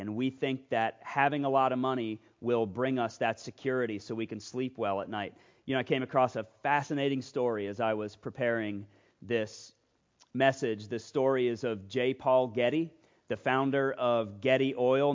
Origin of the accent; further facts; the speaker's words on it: Loudoun County, Virginia, United States; moved away; I am from Loudoun County, Virginia